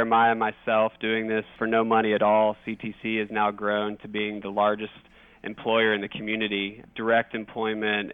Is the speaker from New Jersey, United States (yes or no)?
no; Texas, United States; also born or lived in Kansas; I'm a Texan